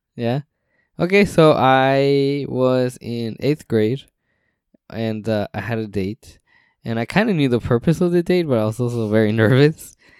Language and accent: English; West Coast, United States; we're from the West Coast, Best Coast